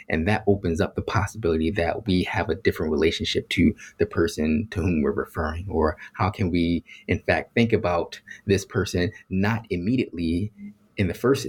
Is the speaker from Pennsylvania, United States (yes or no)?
yes; Philadelphia, Pennsylvania, United States; So I grew up in Philadelphia around a whole bunch of Black folks